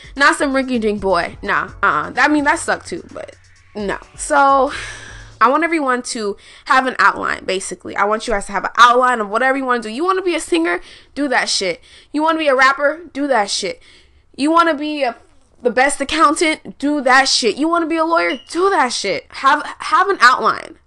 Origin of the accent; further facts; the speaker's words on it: Houston, Texas, United States; I'm I'm from Houston